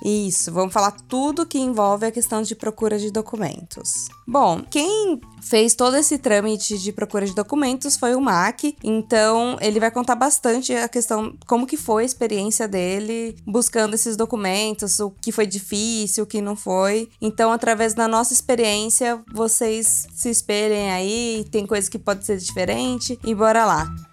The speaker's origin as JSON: {"language": "Portuguese", "region": "interior of São Paulo", "country": "Brazil", "said": "a gente é do interior de São Paulo"}